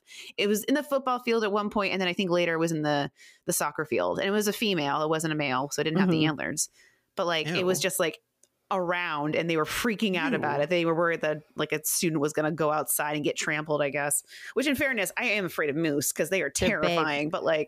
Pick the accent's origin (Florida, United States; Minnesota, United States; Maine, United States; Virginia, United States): Maine, United States; And like my school, I grew up in Central Maine. So like my school was like 99.9% white.